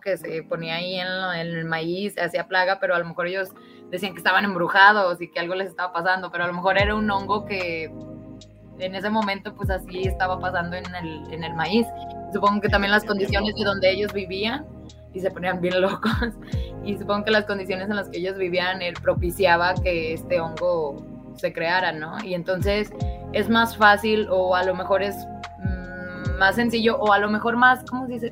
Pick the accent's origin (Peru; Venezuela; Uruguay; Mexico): Mexico; aquí de donde yo soy, este, hay una comunidad que se llama mesquetic